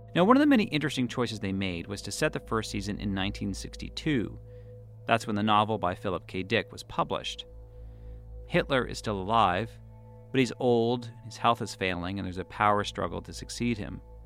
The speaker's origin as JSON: {"language": "English", "town": "Boston", "region": "Massachusetts", "country": "United States", "tie": "born or raised there", "moved": "yes", "lives_now": "New York, United States", "said": "I'm Jewish, and I grew up in Boston"}